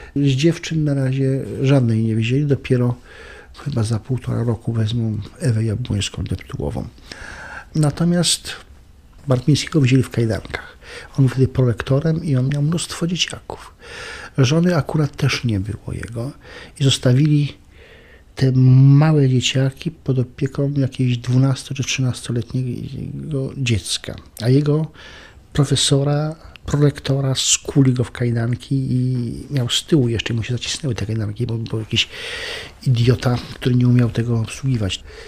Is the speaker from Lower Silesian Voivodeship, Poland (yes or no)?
no; Świętokrzyskie Mountains, Świętokrzyskie Voivodeship, Poland; moved away; also born or lived in Lublin